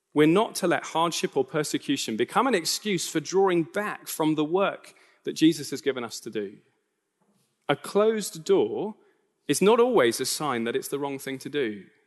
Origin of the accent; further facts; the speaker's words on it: United Kingdom; I am a British citizen.